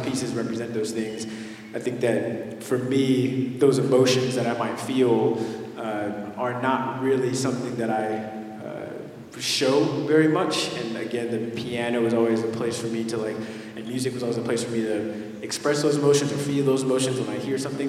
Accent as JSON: {"language": "English", "town": "Los Angeles", "region": "California", "country": "United States", "tie": "born or raised there", "said": "I grew up in mid city"}